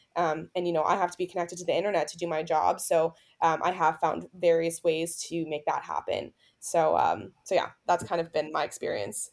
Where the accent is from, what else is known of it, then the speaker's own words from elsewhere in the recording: Tampa, Florida, United States; I'm heading back to my hometown in Tampa, Florida